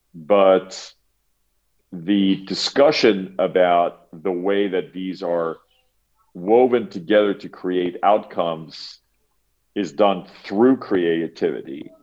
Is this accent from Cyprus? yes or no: yes; Cyprus; I grew up in Cyprus